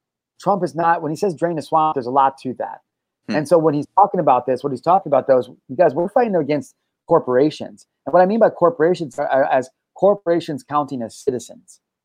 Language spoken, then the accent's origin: English; United States; I'm an American